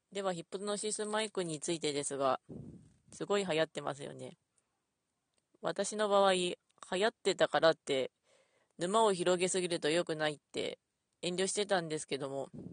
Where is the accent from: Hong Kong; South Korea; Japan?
Japan; Ishikawa; 私石川出身なんで